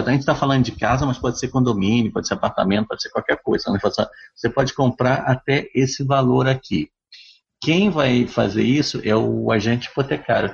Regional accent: Brazil; now in Canada; sou brasileiro

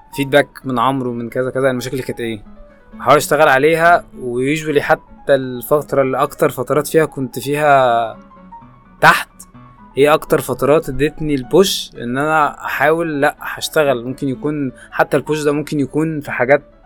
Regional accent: Egypt; مش حابب اقول كمصريين

